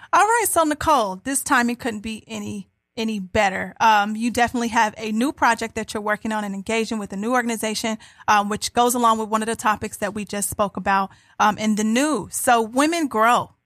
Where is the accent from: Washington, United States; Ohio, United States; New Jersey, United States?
Ohio, United States; I'm from Ohio